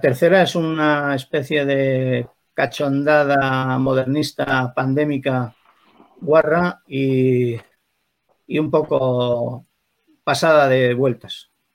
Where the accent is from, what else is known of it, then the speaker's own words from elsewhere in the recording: Spain; en nuestro país, en España